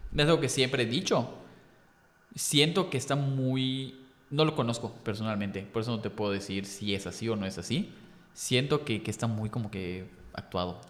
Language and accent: Spanish; Yucatán, Mexico; soy yucateco, porque a mí me encanta Yucatán, me encanta la, historia de Yucatán, las calles, o sea, soy muy, muy apegado a aquí.